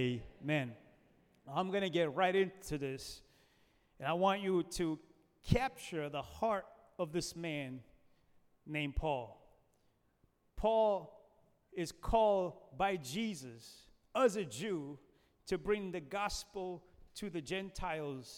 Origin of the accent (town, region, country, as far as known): United States